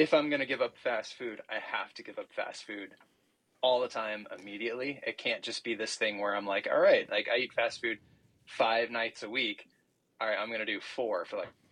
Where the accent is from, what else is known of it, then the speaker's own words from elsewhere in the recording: Illinois, United States; I'm like from Illinois, mom's from Chicago